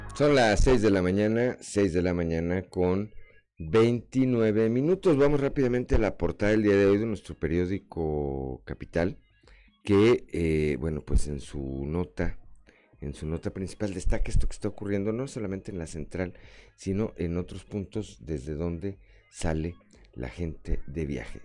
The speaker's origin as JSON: {"language": "Spanish", "area": "Tula", "region": "Hidalgo", "country": "Mexico", "tie": "born or raised there", "moved": "yes", "lives_now": "Coahuila, Mexico", "said": "allá está mi pueblo, a Totonico de Tula Hidalgo"}